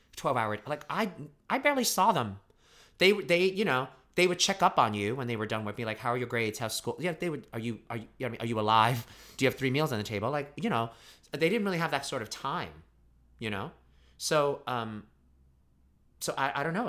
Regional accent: New York City, New York, United States; also born or lived in Pittsburgh; I grew up in Brooklyn, New York

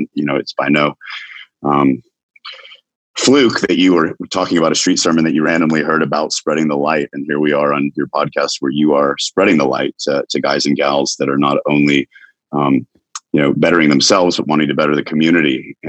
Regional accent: Knoxville, Tennessee, United States; also born or lived in Chattanooga; I am from Knoxville, Tennessee. I was born in Chattanooga, lived all over the U.S. My dad was a pastor

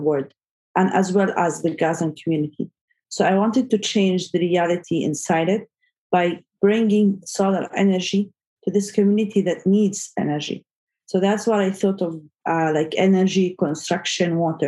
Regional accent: Gaza, Gaza Strip, Palestine; moved away as an adult; now in Saudi Arabia; I was born in Gaza and I grew up there

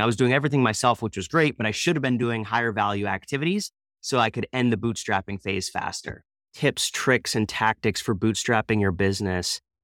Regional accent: Easton, Pennsylvania, United States; I'm from the Easton, Pennsylvania area

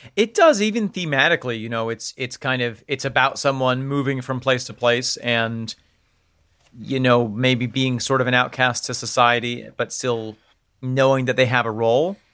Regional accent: United States; We're coming out as American.

